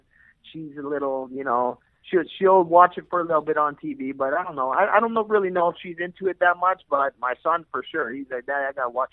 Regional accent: Edmonton, Alberta, Canada; I'm born and raised in Edmonton, Alberta, Canada

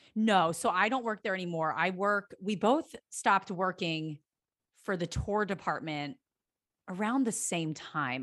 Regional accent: Pennsylvania, United States; now in Los Angeles, United States; I'm from Pennsylvania

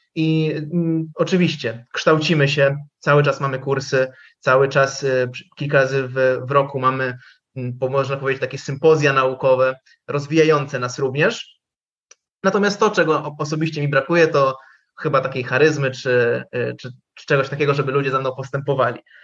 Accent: Lublin Voivodeship, Poland; tam u nas na Lubelszczyźnie

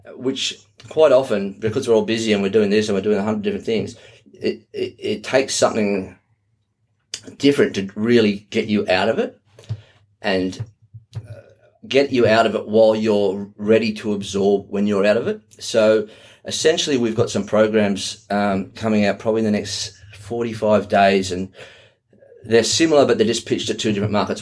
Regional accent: Australia; from Australia

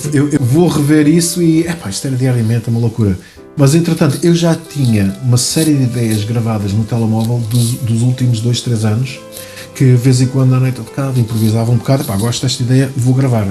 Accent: Cadaval, Lisbon, Portugal; also born or lived in New York, United States; Regressamos, fomos aqui para o Conselho do Cadaval.

